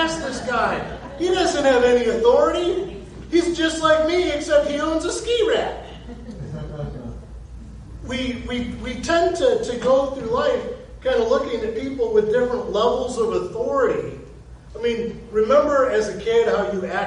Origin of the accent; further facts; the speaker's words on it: Ohio, United States; now in Florida, United States; We're from Ohio